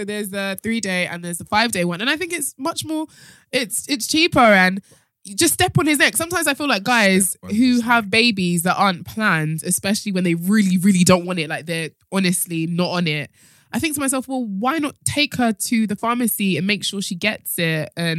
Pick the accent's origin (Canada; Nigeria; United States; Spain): Nigeria; I think it's because I'm Nigerian.